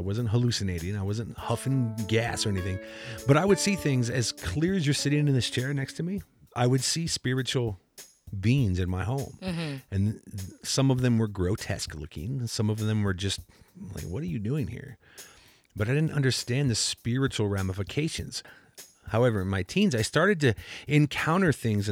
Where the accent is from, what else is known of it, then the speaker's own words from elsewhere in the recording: Cedar Rapids, Iowa, United States; I grew up in Cedar Rapids, Iowa